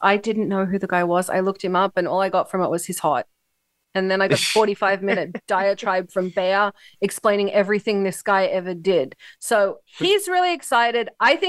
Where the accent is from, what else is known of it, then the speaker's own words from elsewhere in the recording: Australia; I am Australian